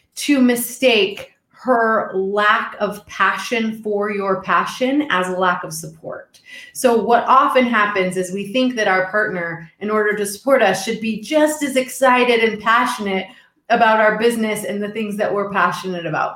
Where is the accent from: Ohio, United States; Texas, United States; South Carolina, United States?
Texas, United States; I'm originally from Texas